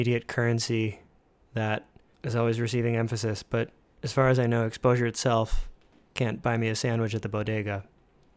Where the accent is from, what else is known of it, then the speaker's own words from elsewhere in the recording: Montage Mountain area, Pennsylvania, United States; Big venue from my hometown where I grew up, the Pavilion, originally known as the Montage Mountain Performing Arts Center